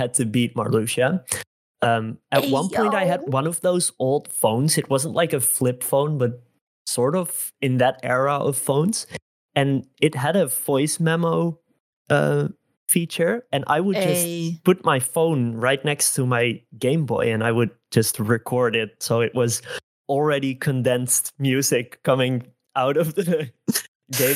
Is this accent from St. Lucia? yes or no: no; Netherlands; English is a second language; I am Dutch. I'm from the Netherlands. And when this game released, I was 5 years old and I didn't speak a word of English.